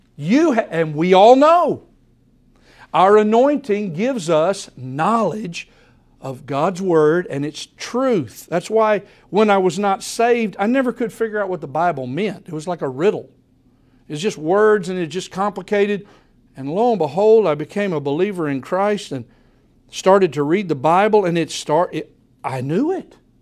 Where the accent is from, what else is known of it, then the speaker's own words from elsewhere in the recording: United States; American believers